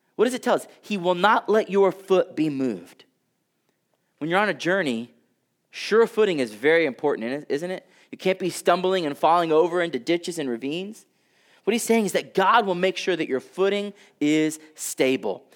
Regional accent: Texas, United States; I come from Texas.

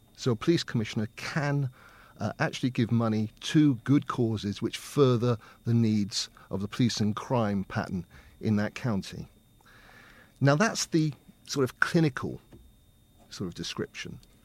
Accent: Winton, United Kingdom; I'm from here. I was born and brought up in Winton. I've always lived here, apart from going to university

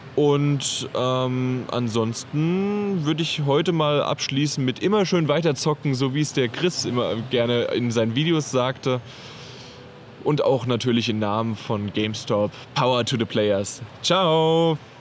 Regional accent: Germany; bei uns in Deutschland

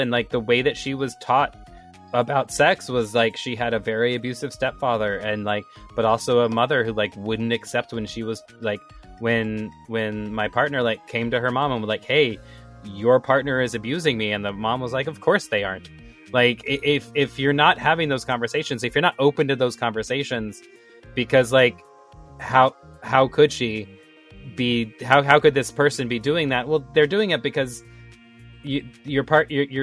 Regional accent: the South, Texas, United States; my experience growing up in the South, was there's a lot of push to have children

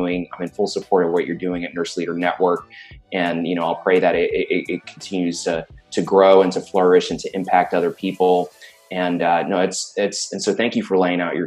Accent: New York City, New York, United States; also born or lived in Florida; now in Silicon Valley, United States; I grew up in Brooklyn, and then Florida. And then, I'm out here in Silicon Valley

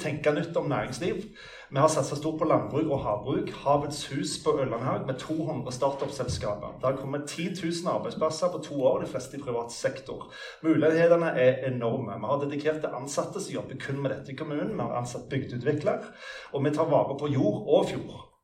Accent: Jæren, Rogaland, Norway; selv er jeg fra Jæren

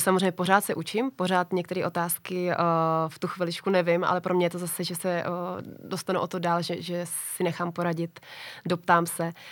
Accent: Czechia; u nás v Čechách

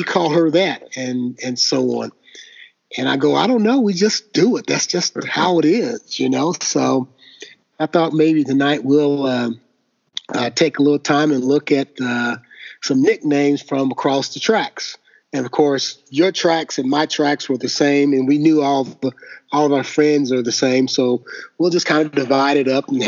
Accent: the South, United States; growing up in the South, you know, everybody had a nickname

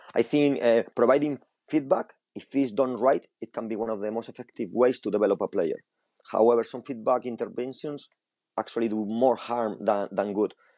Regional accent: Spain; English is a second language; moved away as an adult; now in England, United Kingdom; I grew up in Spain with uh, with a different style of football

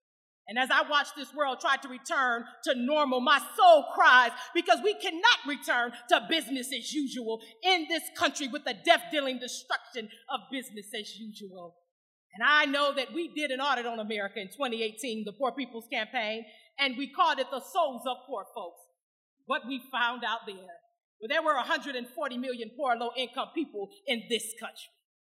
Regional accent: Flint, Michigan, United States; I'm from Flint, Michigan, right next door to Saginaw

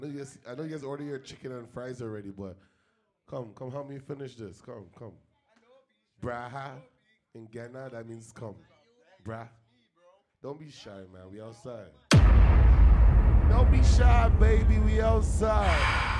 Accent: Mississauga, Ontario, Canada; also born or lived in Toronto; I grew up in Mississauga, then my mom moved to Toronto. I'm African, and I'm Ghanaian, and Grenadian

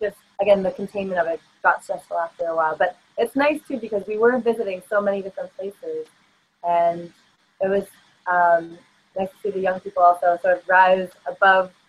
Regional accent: Toronto, Ontario, Canada; moved away as an adult; also born or lived in Sapporo, Japan; now in Prince Rupert, Canada; where I grew up in Toronto, of 6 million

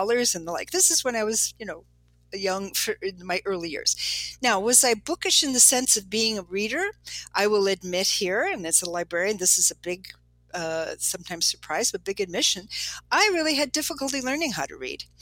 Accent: Chicago, Illinois, United States; I grew up in Chicago

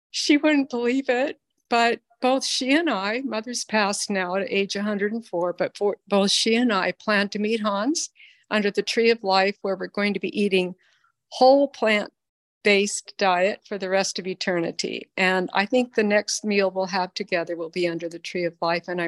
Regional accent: Philippines; Lily and I are a day apart in age. We grew up together in the Philippines.

